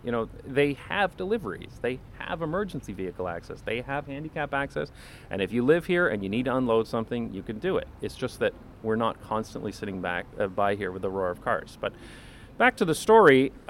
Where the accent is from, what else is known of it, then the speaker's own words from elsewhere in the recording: London, Ontario, Canada; now in Amsterdam, Netherlands; certainly there are places like this in my hometown of London, Ontario, although a lot of them have been bulldozed and turned into parking lots or other car-centric uses.